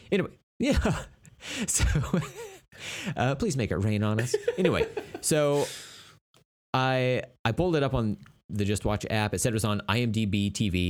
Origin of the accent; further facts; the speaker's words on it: Tulsa, Oklahoma, United States; it's my hometown